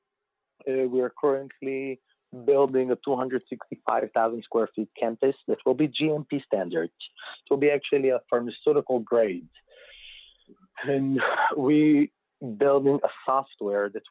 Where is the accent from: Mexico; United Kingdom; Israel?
Israel; moved away as an adult; now in United States; I was born and raised in Israel, grew up there